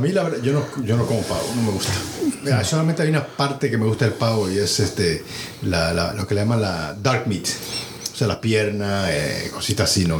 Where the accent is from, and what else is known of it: Dominican Republic; now in United States